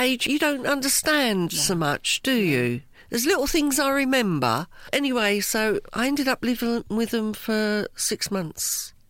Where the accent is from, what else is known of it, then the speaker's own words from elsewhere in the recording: Cork, Munster, Ireland; now in Cambridge, United Kingdom; I was born in Cork, Southern Ireland, a little place called Black Rock, in a nun's convent.